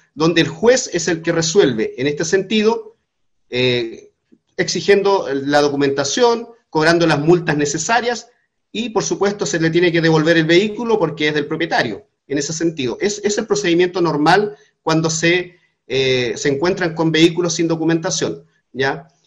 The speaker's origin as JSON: {"language": "Spanish", "country": "Chile", "said": "nosotros siendo ciudadanos chilenos, aymaras que vivimos en la frontera"}